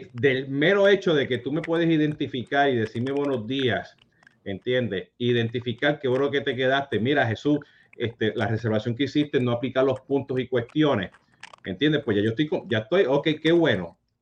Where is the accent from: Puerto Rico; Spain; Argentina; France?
Puerto Rico; also born or lived in Utah; como buen boricua